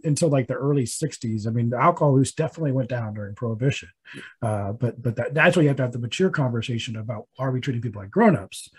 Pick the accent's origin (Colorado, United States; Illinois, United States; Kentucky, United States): Colorado, United States; my home state of Colorado